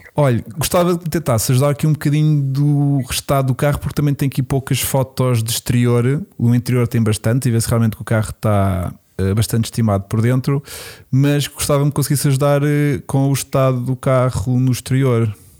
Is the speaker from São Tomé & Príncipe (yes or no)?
no; Lisbon, Portugal; eu sou de Lisboa